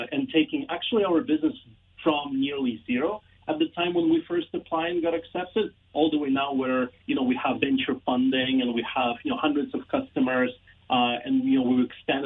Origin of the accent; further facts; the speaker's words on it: Ukraine; also born or lived in Toronto; now in Canada; I'm an immigrant from Ukraine